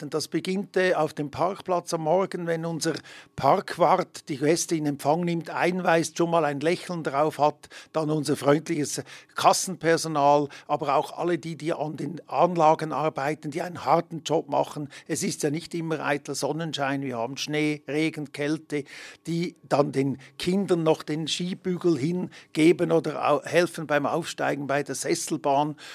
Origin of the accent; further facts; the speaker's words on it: Emmen, Lucerne, Switzerland; now in Hergiswil, Switzerland; ich bin äh, gebürtiger Emmer, wohnhaft hier in Hergiswil im Kanton Nidwalden aktuell